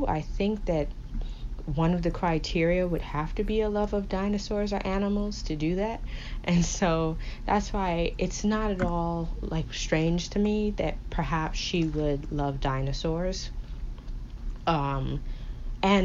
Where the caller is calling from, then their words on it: New York City, New York, United States; Hey, Brad and Jennifer. … I am hailing from New York City.